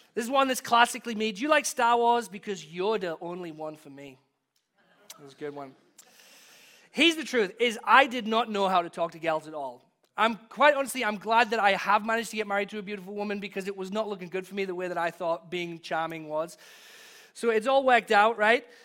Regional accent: England, United Kingdom; born or raised there; moved away as an adult

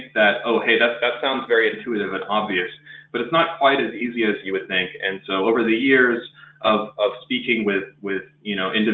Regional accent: next to the Space Coast, Florida, United States; born and raised in Florida next to the Space Coast

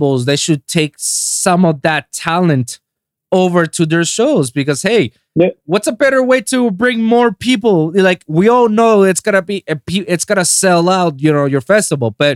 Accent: Puerto Rico; moved away as an adult; now in Miami, United States; I was born and raised in Puerto Rico for 25 years. And I moved there like 7 years ago

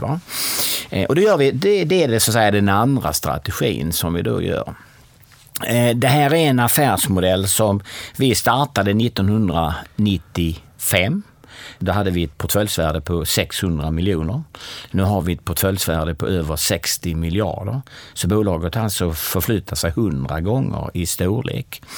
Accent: Kristianstad, Skåne, Sweden; Jag är född och uppvuxen i Kristianstad.

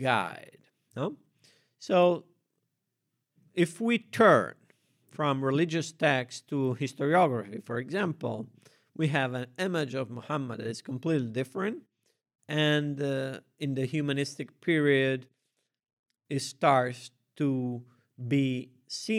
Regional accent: Rome, Lazio, Italy; raised in a public school in Italy, I didn't have a religious education, I had to read the Bible in order to understand the frescoes in the churches of my city. I'm from Rome.

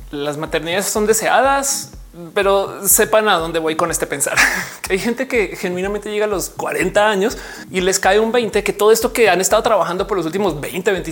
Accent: Mexico; a mí me costó mucho aceptarme como mexicana.

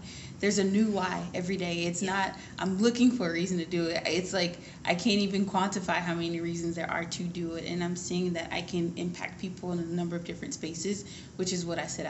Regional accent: Atlanta, Georgia, United States; So I moved around a lot growing up, actually. So I call Atlanta home. Mm. But before I even went to college, I went to 11 schools.

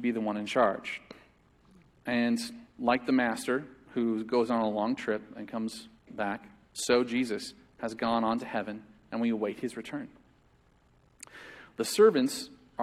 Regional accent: United States; as American Christians

